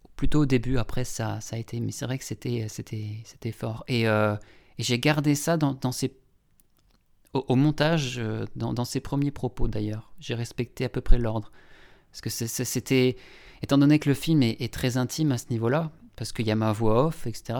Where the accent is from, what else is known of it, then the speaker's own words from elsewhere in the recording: Longwy, Grand Est, France; bassin de Longwy, donc là où j'ai grandi